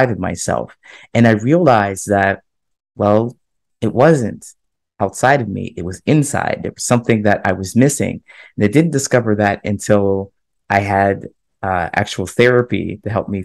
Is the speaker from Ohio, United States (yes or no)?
yes; Ohio, United States; moved away as an adult; also born or lived in California / Chicago; my hometown in Ohio. I grew up there